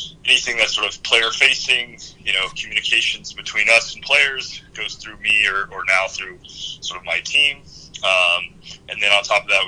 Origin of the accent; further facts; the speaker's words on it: Oregon, United States; moved away as an adult; also born or lived in Seattle; growing up in Oregon